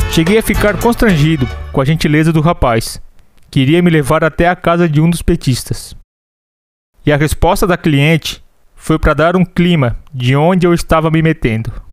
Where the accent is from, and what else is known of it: Santa Catarina, Brazil